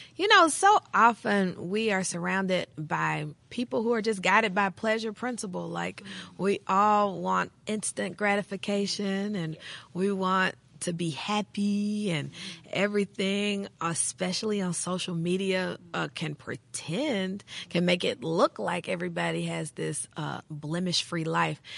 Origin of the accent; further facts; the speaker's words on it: Jackson, Tennessee, United States; I grew up in Jackson, Tennessee